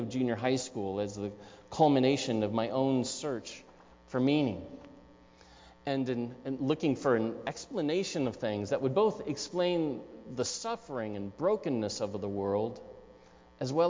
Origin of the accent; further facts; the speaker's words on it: Newport Beach, California, United States; moved away; also born or lived in Aspen, Colorado; I was raised in Southern California, in Newport Beach, for the most part, a couple years in high school in Aspen, Colorado.